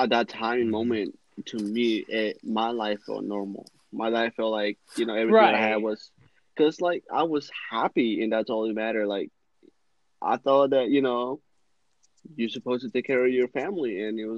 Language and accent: English; Mexico; moved away; I grew up in Mexico. It's poverty everywhere.